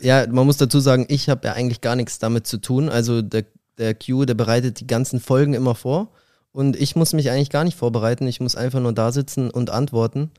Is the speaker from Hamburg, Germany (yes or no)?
no; Glonn, Bavaria, Germany; moved away as an adult; also born or lived in Ebersberg / Berlin; now in Halle, Germany; ich bin in Ebersberg geboren, das ist in der Nähe von München und habe 18 Jahre in Glong gelebt